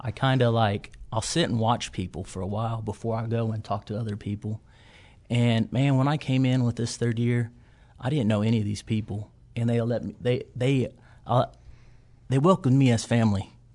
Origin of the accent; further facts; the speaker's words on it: Watonga, Oklahoma, United States; I'm from Western Oklahoma, a small town called Watonga